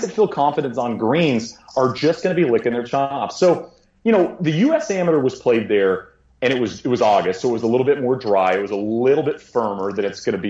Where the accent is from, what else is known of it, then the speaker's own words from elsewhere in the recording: United States; as an American.